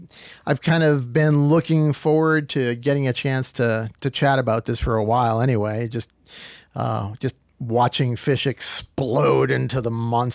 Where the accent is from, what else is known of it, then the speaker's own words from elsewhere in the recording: Needham, Massachusetts, United States; also born or lived in Boston; So west of Boston, about 10 miles west of Boston, is a little town called Needham.